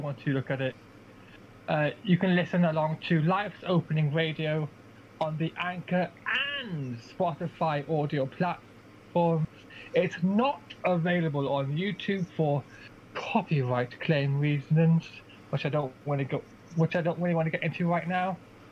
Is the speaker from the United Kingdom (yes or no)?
yes; Aberystwyth, Wales, United Kingdom; my hometown of Aberystwyth